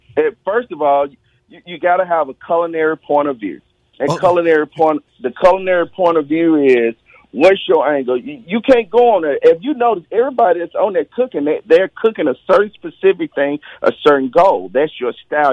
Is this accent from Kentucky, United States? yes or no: no; Mississippi, United States; I'm from Mississippi.